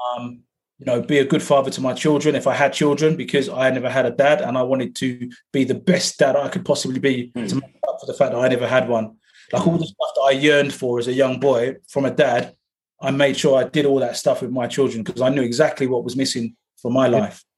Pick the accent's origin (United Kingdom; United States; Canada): United Kingdom; London; also born or lived in Coventry; I was born in Coventry, but then I, uh, my mother moved to uh, to London to Battersea, uh, and that's where I grew up. Grew up in Battersea